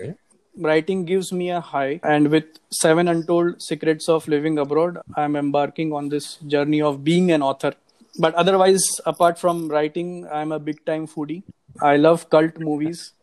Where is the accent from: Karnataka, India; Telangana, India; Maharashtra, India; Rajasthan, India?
Maharashtra, India; Nagpur; moved away as an adult; also born or lived in Singapore; now in Hyderabad, India; I am basically from Nagpur